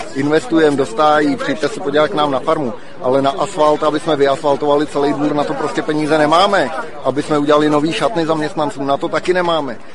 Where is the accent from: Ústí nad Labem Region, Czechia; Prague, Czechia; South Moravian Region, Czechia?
Ústí nad Labem Region, Czechia; Panenský Týnec; Jsem z Lounska, potažmo z Panenského týmce a hospodařím v okolí Panenského týmce.